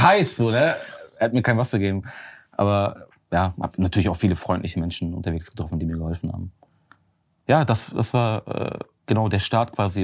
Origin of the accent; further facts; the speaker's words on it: Germany; ich komme aus Deutschland.